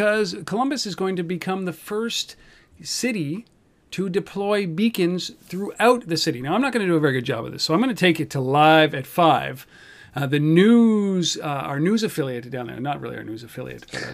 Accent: Canada; I'm Canadian

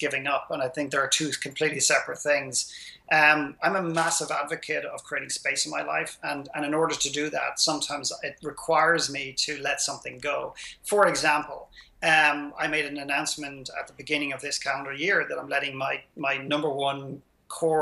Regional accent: Ireland; my modest background growing up in Ireland

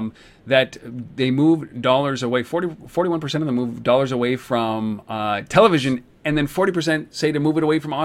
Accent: Canada; I'm Canadian

